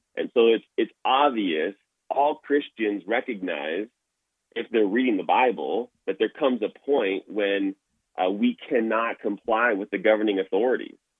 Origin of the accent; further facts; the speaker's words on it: Toronto, Ontario, Canada; now in Alberta, Canada; I grew up in Toronto, Ontario